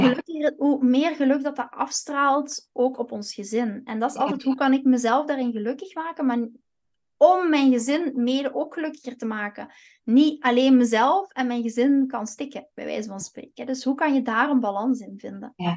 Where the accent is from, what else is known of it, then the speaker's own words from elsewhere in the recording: Flanders, Belgium; moved away as an adult; also born or lived in Antwerp / Kempen; now in Eindhoven, Netherlands; ik ben geen Nederlander, want ik heb nog altijd mijn Belgisch paspoort